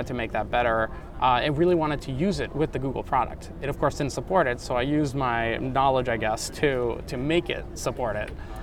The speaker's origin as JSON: {"language": "English", "town": "Ottawa", "region": "Ontario", "country": "Canada", "tie": "born or raised there", "also_born_or_lived": "Romania / Germany", "said": "So when I was from 3 years old on in Ottawa, Canada, that's where I grew up."}